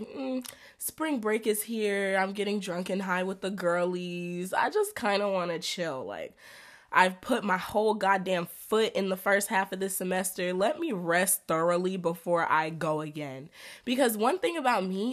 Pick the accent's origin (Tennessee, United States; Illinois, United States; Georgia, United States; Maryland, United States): Georgia, United States; Atlanta; y'all know I'm from Atlanta. I live in Atlanta